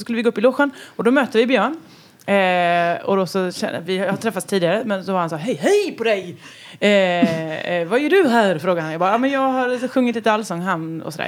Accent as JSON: {"language": "Swedish", "area": "western Småland", "region": "Kronoberg County", "country": "Sweden", "also_born_or_lived": "Halland", "moved": "yes", "lives_now": "Ysby, Sweden", "said": "jag kom ju från västra Småland"}